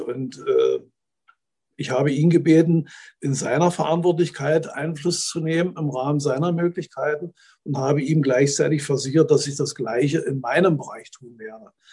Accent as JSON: {"language": "German", "town": "Neuruppin", "region": "Brandenburg", "country": "Germany", "also_born_or_lived": "Eichsfeld", "moved": "as an adult", "said": "stamme eigentlich nicht aus dem Eichsfeld. Ich komme aus Neuruppin, das liegt 80 Kilometer nördlich von Berlin"}